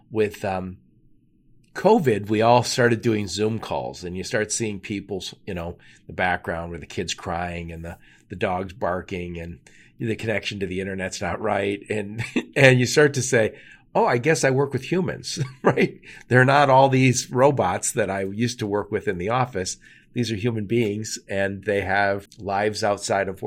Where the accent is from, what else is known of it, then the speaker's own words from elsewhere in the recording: Detroit, Michigan, United States; I'm from Detroit